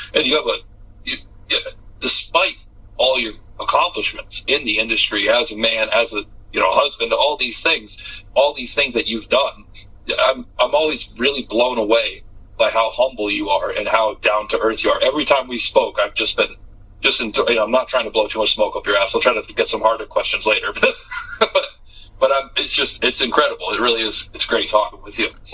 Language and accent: English; Massachusetts, United States; I'm from Massachusetts